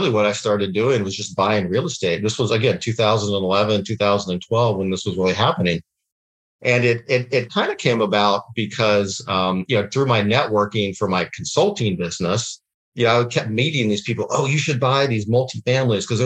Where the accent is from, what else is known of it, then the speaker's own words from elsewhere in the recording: Dallas, Texas, United States; moved away as an adult; also born or lived in Washington, D.C.; now in Scottsdale, United States; I'm actually grew up in Dallas, Texas, through a family of entrepreneurs